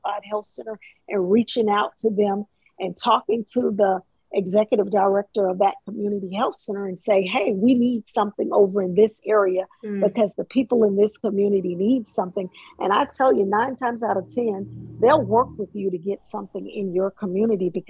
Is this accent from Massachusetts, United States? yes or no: no; Columbus, Mississippi, United States; now in Hinesville, United States; I'm from Mississippi, Columbus, Mississippi